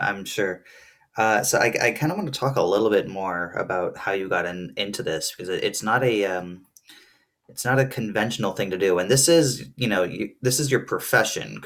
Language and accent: English; New Jersey, United States; now in Burlington, Vermont, United States; I grew up in New Jersey